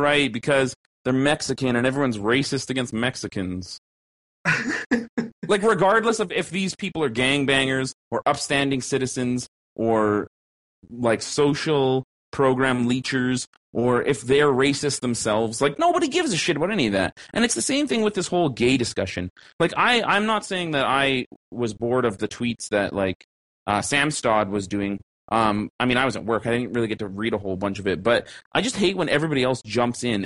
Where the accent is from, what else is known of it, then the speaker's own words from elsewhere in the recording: Canada; an upper middle class, lower middle class, Caucasian slash mixed bred Canadian regular ass fucking person without a visual or sexual minority